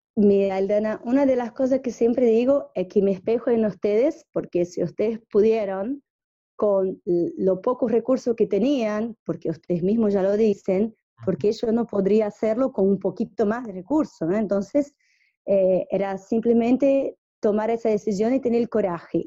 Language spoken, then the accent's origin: Spanish; São Paulo, Brazil; Spanish is a second language; moved away as an adult; also born or lived in Pernambuco, Brazil / Japan / Argentina; yo, soy brasilera, yo viví en Pernambuco, donde nací, el mismo pueblo de Lula, vivimos, nacimos en el mismo pueblo y viví hasta los nueve años. Después fui a vivir a São Paulo